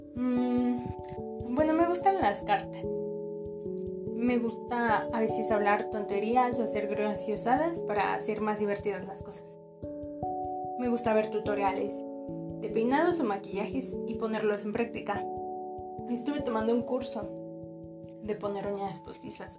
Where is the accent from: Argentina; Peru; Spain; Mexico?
Mexico; soy orgullosamente mexicana por haber tenido la suerte de nacer en México lindo y querido